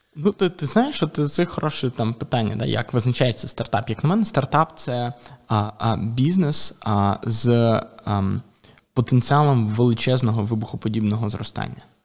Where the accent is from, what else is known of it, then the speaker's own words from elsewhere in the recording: Ukraine; І ми самі з України